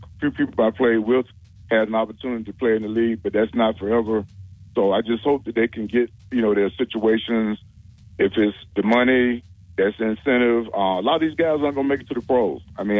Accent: Birmingham, Alabama, United States; moved away; I'm from Birmingham, Alabama, and retired Navy.

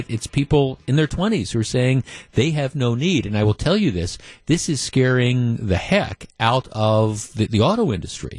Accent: Glendale, Wisconsin, United States; I grew up in Glendale. I grew up in the Milwaukee suburbs

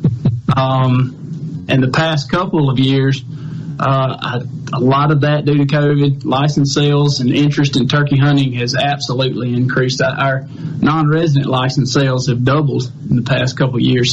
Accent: Carson, Mississippi, United States; I grew up in uh, a little town called Carson, Mississippi. It's in Jeff Davis County, and that's where I was raised and, and learned how to turkey hunt

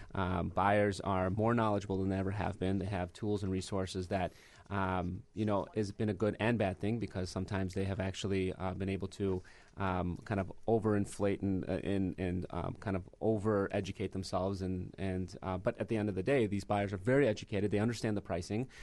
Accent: Michigan, United States; born or raised there; moved away as an adult; now in Chicago, United States

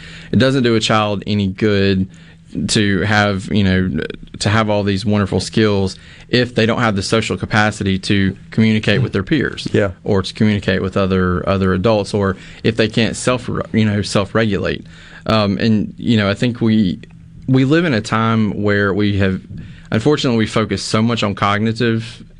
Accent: Mississippi, United States; I'm from Neshoba County, and the Choctaw Indian tribe is located there. It's a big part of, you know, that area. I grew up going to the Choctaw Indian Fair.

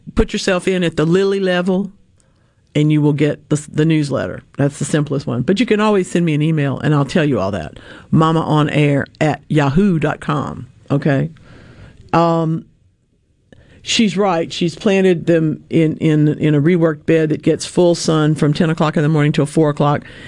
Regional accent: Louisiana, United States; born or raised there

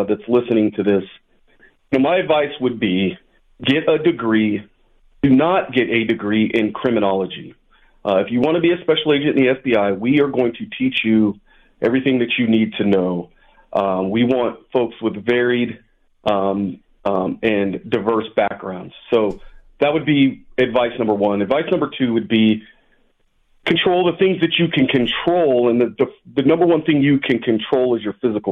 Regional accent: Mesa, Arizona, United States; moved away as an adult; I grew up in Mesa, bounced around for a few cities in the valley, but spent most of my time in Mesa, Arizona

